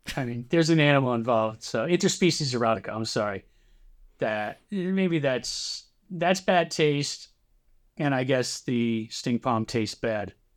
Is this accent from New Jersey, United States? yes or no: yes; New Jersey, United States; I grew up in New Jersey. I've lived in New Jersey, I'd say ninety-eight percent of my life